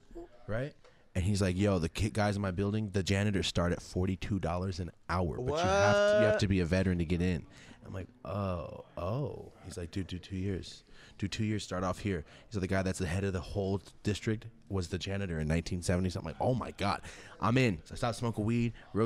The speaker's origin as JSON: {"language": "English", "town": "Merced", "region": "California", "country": "United States", "tie": "born or raised there", "said": "I'm from Merced, yes."}